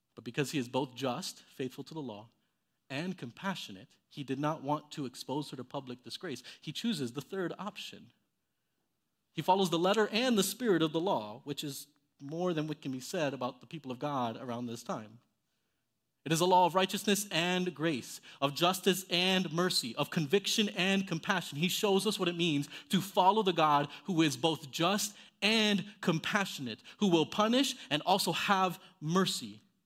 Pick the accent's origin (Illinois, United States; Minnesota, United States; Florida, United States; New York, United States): Florida, United States; Miami; I, I grew up in Miami, Florida